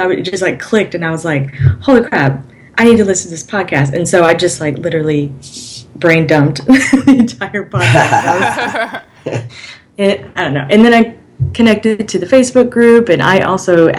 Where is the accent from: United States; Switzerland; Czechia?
United States; Alabama; moved away as an adult; I'm originally from Alabama, and I don't really fit in with that culture